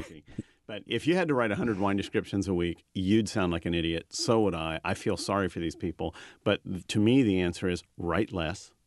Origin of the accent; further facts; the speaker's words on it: California, United States; growing up in California